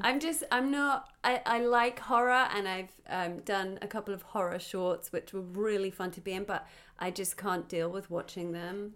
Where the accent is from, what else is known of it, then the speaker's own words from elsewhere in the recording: United Kingdom; now in Los Angeles, United States; I'm a British T V host, actor and comedian living in L